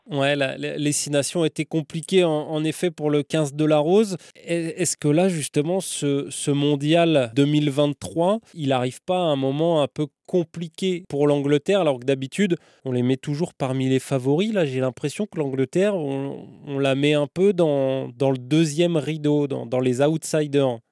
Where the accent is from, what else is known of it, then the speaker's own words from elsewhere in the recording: France; en tant que Français